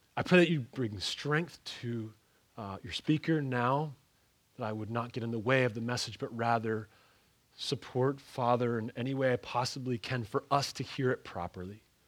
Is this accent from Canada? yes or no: yes; Ontario, Canada; moved away; also born or lived in Pennsylvania; I, I come from Pennsylvania and I come from, uh, I, I grew up in the, in Ontario, Canada.